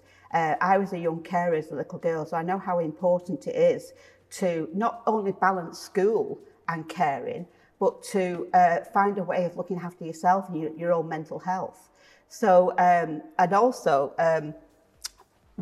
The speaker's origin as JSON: {"language": "English", "town": "Salford", "region": "North West England", "country": "United Kingdom", "moved": "as an adult", "lives_now": "Leigh, United Kingdom", "said": "I've lived in Lee for 30 years, but I'm originally from Salford."}